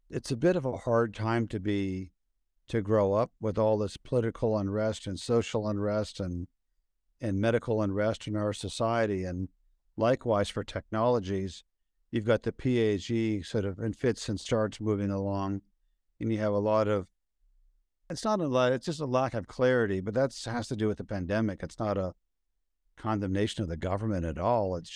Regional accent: London, United Kingdom; It's one of my really good friends from Oxford was with me over the weekend, and I was from London

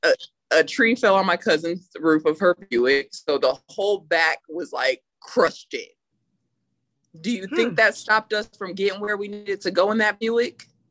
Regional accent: Burlington, Iowa, United States; also born or lived in California; now in San Antonio, United States; I'm from Burlington, Iowa

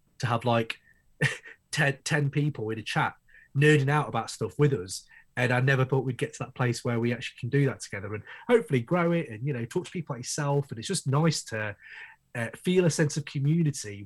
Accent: United Kingdom; I run the Crate 808 podcast from the UK, obviously, from my accent, you can tell

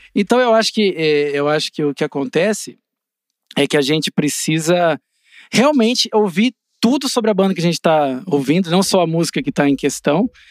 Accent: Assis, São Paulo, Brazil; acompanhava o time de basquete lá da minha cidade, de Assis

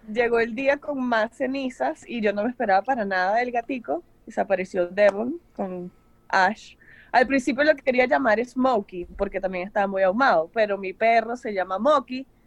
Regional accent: Caracas, Capital District, Venezuela; also born or lived in Los Angeles / Miami; now in United States; nosotros venimos de una ciudad donde se bate el cobre

